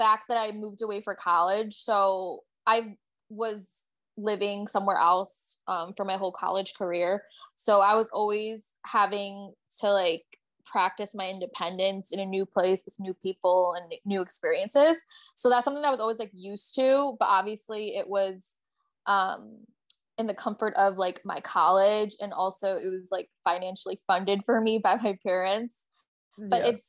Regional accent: Buffalo, New York, United States; moved away as an adult; also born or lived in Albany, New York / Oneonta, New York / Chicago; now in Oahu, United States; Buffalo is my hometown, but like I obviously lived in the suburbs

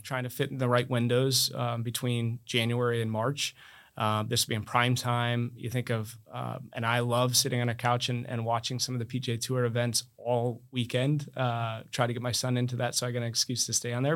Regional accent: Iowa, United States; also born or lived in Amherst, Massachusetts; now in Palm Beach County, United States

